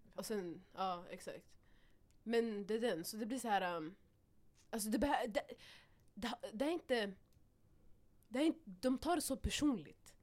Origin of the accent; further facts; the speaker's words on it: Stockholm, Stockholm County, Sweden; Vi alla har växt upp här. Mm. Vi är härifrån, mm. all of us. Vi har, vi har tränat i Husbyhallen, alltså från när vi var små